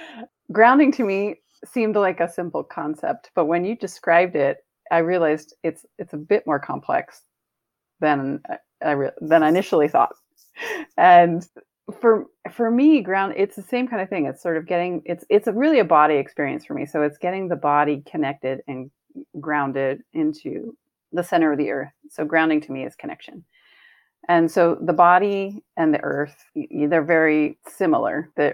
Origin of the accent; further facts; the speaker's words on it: East Coast, United States; Yeah, growing up in the East Coast, lightning rods were kind of a big deal